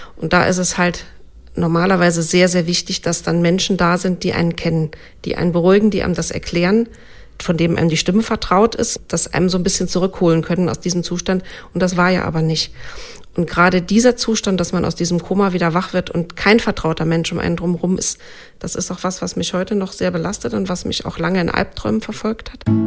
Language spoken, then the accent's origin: German; Germany; also born or lived in Saarland; bei uns in Deutschland